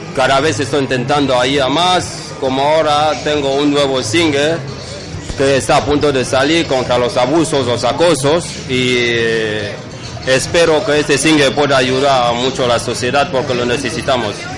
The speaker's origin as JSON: {"language": "Spanish", "country": "Cameroon", "moved": "as an adult", "lives_now": "Bilbao, Spain", "said": "Camerún, soy africano y llevo más de 10 años aquí en Bilbao"}